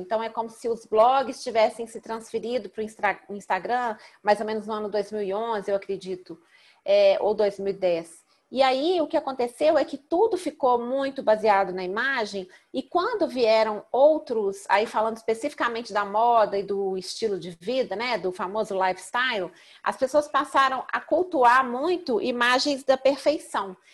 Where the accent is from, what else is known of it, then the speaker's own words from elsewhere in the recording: Belo Horizonte, Minas Gerais, Brazil; eu sou mineira de Belo Horizonte